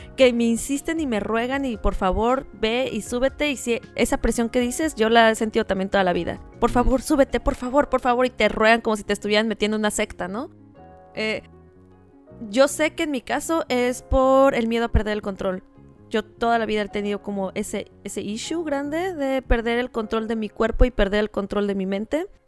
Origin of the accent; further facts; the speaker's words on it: Tijuana, Baja California, Mexico; nosotros crecimos en Playa de Tijuana, ¿no? Y cuando digo nosotros, hablo de mis hermanos y de mí